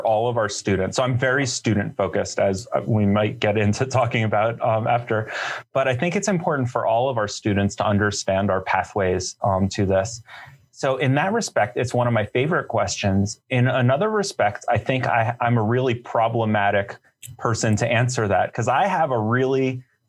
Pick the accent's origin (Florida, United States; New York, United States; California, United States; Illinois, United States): New York, United States; New York City; I grew up in Manhattan